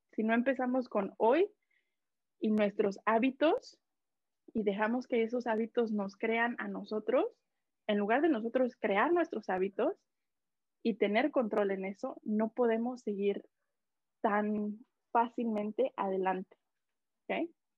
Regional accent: Mexico; now in Canada; yo soy de México, pero radico aquí en, en Canadá

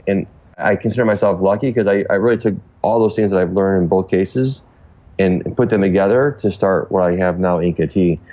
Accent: Cleveland, Ohio, United States; growing up in a suburb of Cleveland

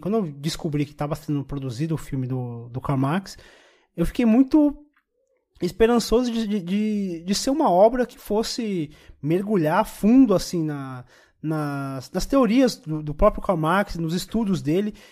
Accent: Brazil; como brasileiro, como preto

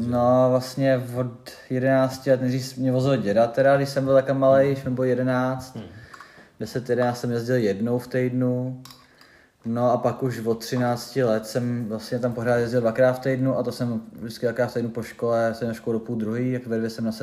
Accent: Duchcov, Ústí nad Labem Region, Czechia; also born or lived in Prague; now in Teplice, Czech Republic; Já jsem rodák z Duchcova, Aha. z velkého tenisového města, odkud pochází hodně moc tenistů, stejně jako z Teplic.

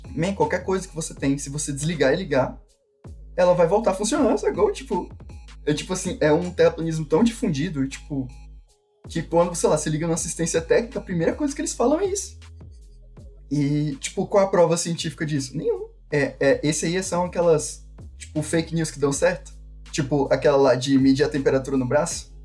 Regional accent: Brazil; eu nasci no Brasil

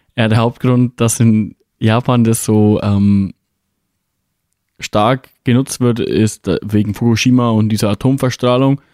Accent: Bavaria, Germany; bei uns in Bayern

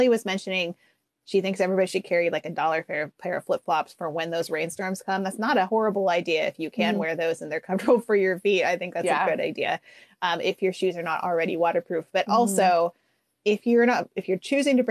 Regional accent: Pacific Northwest, United States; I'm from the Pacific Northwest

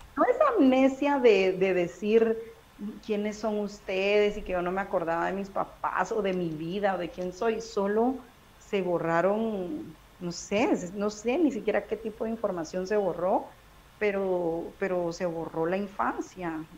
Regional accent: Guatemala City, Guatemala Department, Guatemala; yo nací en Ciudad de Guatemala, toda mi vida de vivir ahí

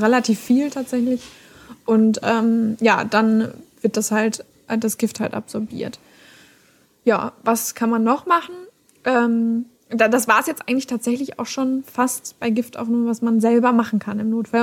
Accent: Germany; bei uns in Deutschland

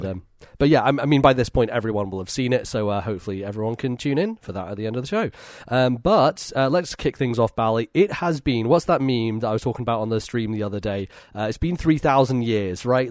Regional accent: Edinburgh, Scotland, United Kingdom; I'm back home in Edinburgh, in my hometown

